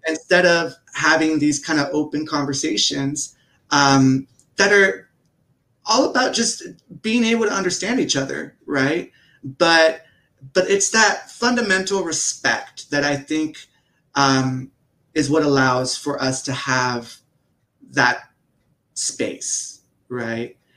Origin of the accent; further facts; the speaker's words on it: United States; being American